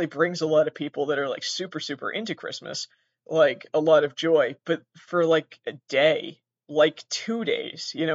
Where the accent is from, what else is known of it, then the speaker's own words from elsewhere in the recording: Massachusetts, United States; I live in Massachusetts